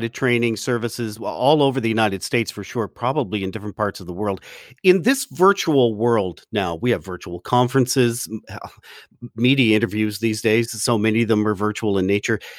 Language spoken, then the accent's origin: English; Canada; I'm the Canadian one.